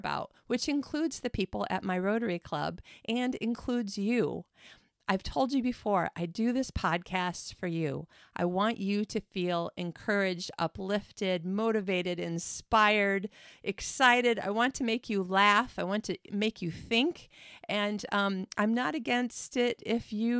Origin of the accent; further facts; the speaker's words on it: Midwest of the United States, United States; moved away; I am from the Midwest of the United States.